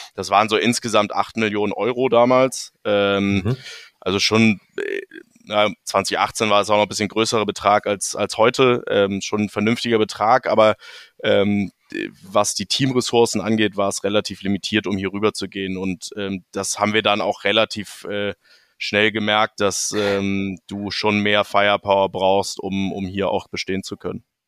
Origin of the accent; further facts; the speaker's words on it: Hamburg, Germany; moved away as an adult; also born or lived in Munich, Germany; now in New York, United States; Ich bin äh, in Deutschland aufgewachsen, Hamburg zur Schule gegangen, ähm, in München studiert